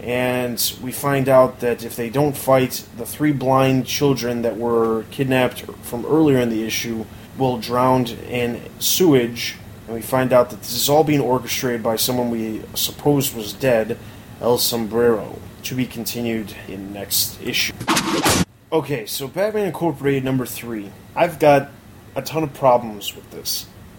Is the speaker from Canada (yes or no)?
no; England, United Kingdom; even though I am English